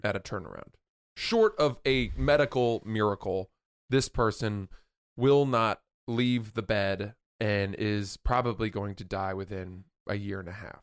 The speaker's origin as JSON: {"language": "English", "region": "England", "country": "United Kingdom", "said": "I'm English."}